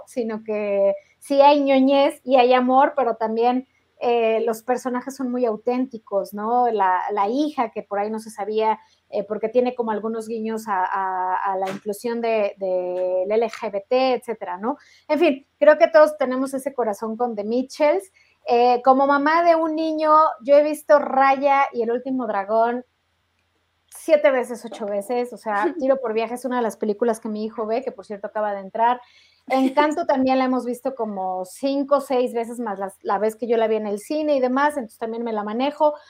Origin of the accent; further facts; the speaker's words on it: Mexico; nosotros mexicanos teníamos esperanza